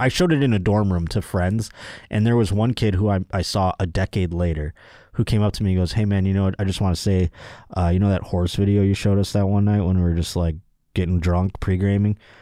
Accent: Buffalo, New York, United States; now in Los Angeles, United States; where I'm from in Buffalo

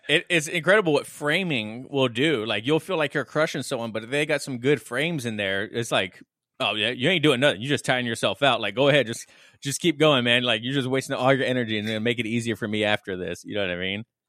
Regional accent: Las Vegas, Nevada, United States; I grew up in Vegas, and it's a heavy trade and construction town

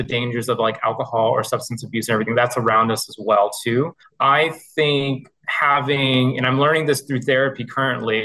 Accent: Missouri, United States; now in Taunton, United States; I am originally from the Midwest. I grew up, born and raised in the state of Missouri, but I currently live in Taunton, Massachusetts

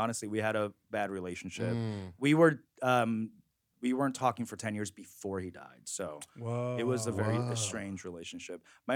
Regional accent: New York, United States; first language Korean; English is a second language; moved away; also born or lived in San Francisco; I grew up in Flushing, Queens as a Korean immigrant, so I didn't even speak English till I went to school

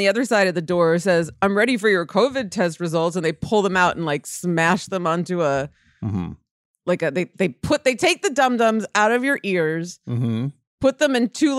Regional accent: United States; Yes, I remember that. I'm American.

